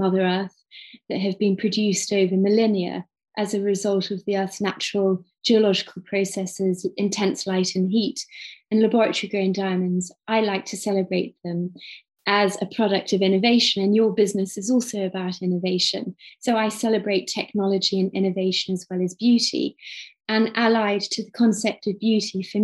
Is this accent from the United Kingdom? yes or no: yes; Cambridge, East of England, United Kingdom; I'm originally from Cambridge, UK